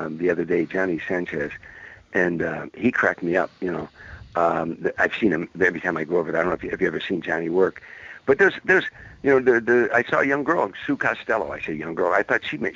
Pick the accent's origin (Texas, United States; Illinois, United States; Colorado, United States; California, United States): Illinois, United States; Chicago; moved away; it's my hometown, and mm-hmm. I know everybody in the town